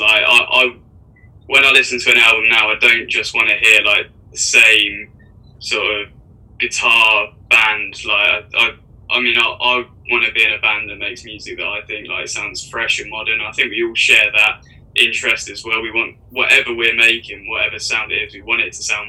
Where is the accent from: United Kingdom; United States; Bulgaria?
United Kingdom; Aylesbury, South East England; also born or lived in Brighton; we're from Aylesbury